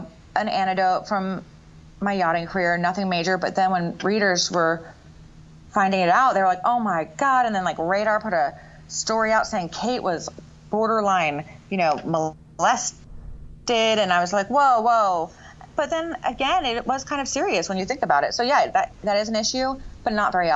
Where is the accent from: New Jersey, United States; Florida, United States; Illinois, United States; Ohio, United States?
Florida, United States; Melbourne Beach; I grew up in Melbourne Beach, Florida, which is in the area best known for the space shuttle